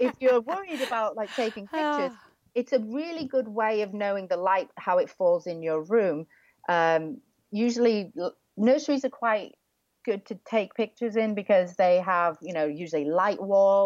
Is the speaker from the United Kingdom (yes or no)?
yes; England, United Kingdom; I'm English